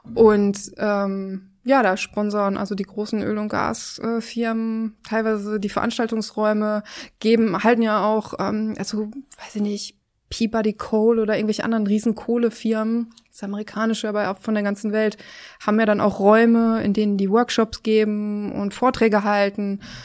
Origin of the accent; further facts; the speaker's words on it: Oberhausen, North Rhine-Westphalia, Germany; now in Berlin, Germany; Ich komme aus Oberhausen, aus Nordrhein-Westfalen